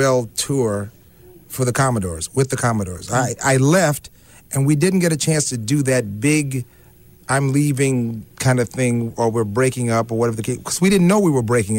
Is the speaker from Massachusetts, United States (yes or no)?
no; Alabama, United States; I'm from Alabama